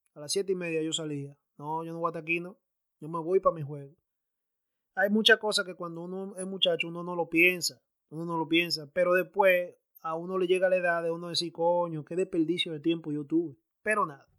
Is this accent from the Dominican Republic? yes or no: yes; Santo Domingo, Distrito Nacional, Dominican Republic; now in United States; me crié a la vieja escuela, yo me crié en Santo Domingo